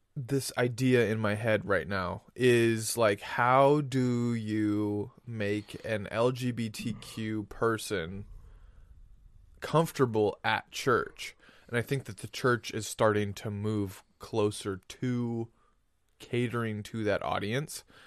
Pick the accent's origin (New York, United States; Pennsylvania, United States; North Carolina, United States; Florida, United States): Florida, United States; we grew up in Florida